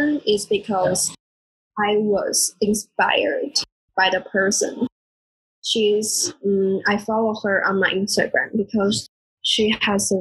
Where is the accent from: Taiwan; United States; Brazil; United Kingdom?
Taiwan; first language Mandarin; English is a second language; moved away as an adult; also born or lived in Taipei; now in Germany; I'm from Taiwan.